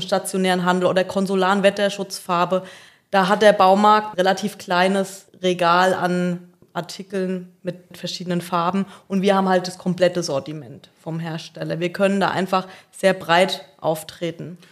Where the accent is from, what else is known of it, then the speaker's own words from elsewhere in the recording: Aschaffenburg, Bavaria, Germany; moved away as an adult; also born or lived in Darmstadt; now in Selb, Germany; Ich komme gebürtig aus Aschaffenburg